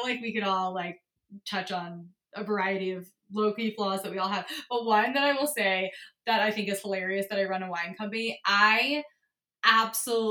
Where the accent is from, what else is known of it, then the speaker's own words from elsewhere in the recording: outside of Philadelphia, Pennsylvania, United States; moved away as an adult; also born or lived in New York; I grew up on the East Coast, grew up outside of Philly